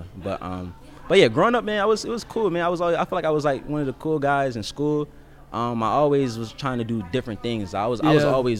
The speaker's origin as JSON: {"language": "English", "town": "Pennsauken", "region": "New Jersey", "country": "United States", "tie": "born or raised there", "also_born_or_lived": "North Carolina / South Carolina", "moved": "as an adult", "said": "so I grew up in Pensauken, New Jersey, and then I migrated to Carolina. So I went from Jersey to North Carolina."}